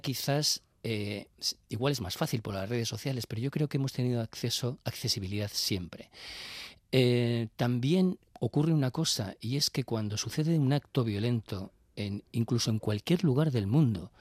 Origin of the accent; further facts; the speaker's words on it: Bilbao, Basque Country, Spain; yo soy de Bilbao y cuando yo iba, y, soy ya muy mayor